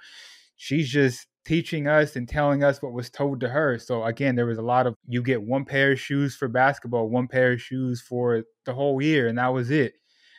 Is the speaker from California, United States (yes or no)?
yes; Sacramento, California, United States; also born or lived in Portland, Oregon; I was born in Southern California, moved to Portland, Oregon, where there are even less Puerto Ricans out there. And then on my 13th birthday, I was in a U-Haul driving to Sacramento, California. And that's where I tell people, that's where I grew up, Northern California.